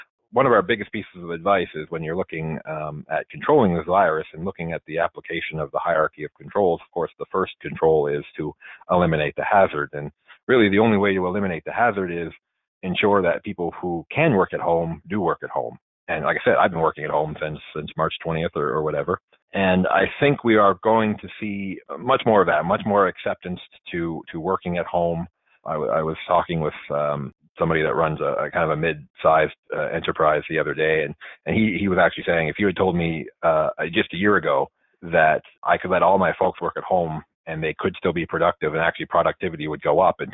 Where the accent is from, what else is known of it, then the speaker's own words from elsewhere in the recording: Nova Scotia, Canada; now in Ottawa, Canada; where I grew up in Nova Scotia